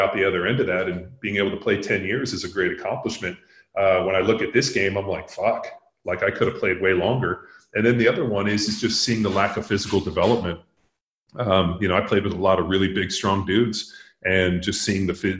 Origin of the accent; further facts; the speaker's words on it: Palos Verdes, California, United States; moved away as an adult; also born or lived in Newport Beach; now in Bee Cave, United States; I grew up in Southern California. I grew up in Palos Verdes.